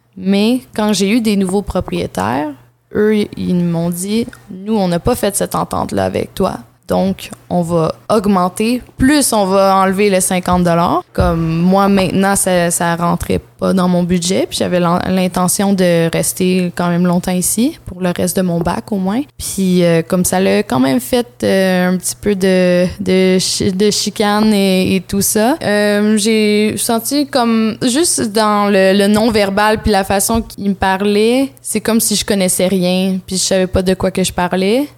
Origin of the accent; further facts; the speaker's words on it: North Shore of Montreal, Quebec, Canada; also born or lived in Vancouver, Canada; je suis née à Vancouver, mais euh, mon père euh, est né sur une réserve autochtone qui s'appelle Kiliganzibi. C'est au Québec, mais c'est très près d'Ottawa. comme je suis, j'ai habité sur la rive nord de Montréal